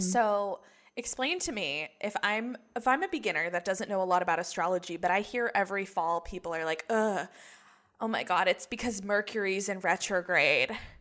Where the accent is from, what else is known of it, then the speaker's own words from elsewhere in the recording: Chapel Hill, North Carolina, United States; I grew up in Chapel Hill